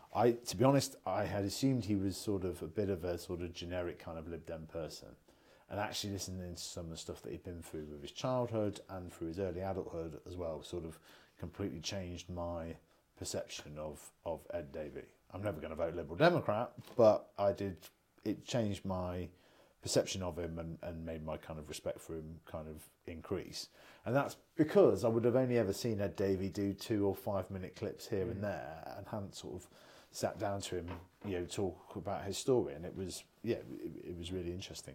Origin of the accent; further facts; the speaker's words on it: United Kingdom; we're British